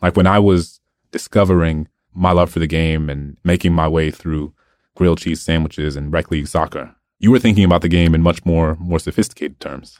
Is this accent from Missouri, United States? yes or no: no; New Orleans, Louisiana, United States; Hurricane Katrina had uh, swept across my hometown. Um, eighty percent of New Orleans was underwater